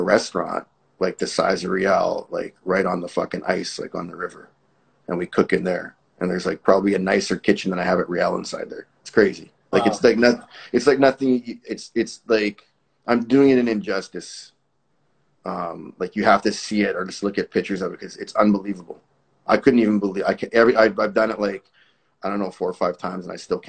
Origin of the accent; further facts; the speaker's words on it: Winnipeg, Manitoba, Canada; moved away as an adult; now in Houston, United States; Born in Winnipeg. Yeah. So and I lived in Winnipeg till I moved down.